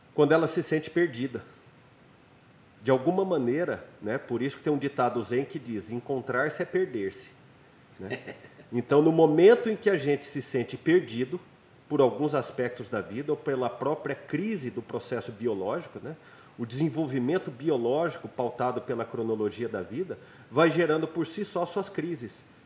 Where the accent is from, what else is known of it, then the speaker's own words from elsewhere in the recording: Goiânia, Goiás, Brazil; Em Goiânia, né, na minha cidade natal